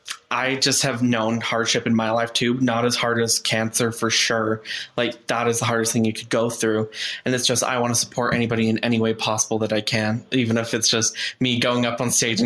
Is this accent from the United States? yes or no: yes; Centerville, Utah, United States; also born or lived in Richmond, Virginia; Centerville, just nearby here. I moved to Virginia for about a year, but then I moved back.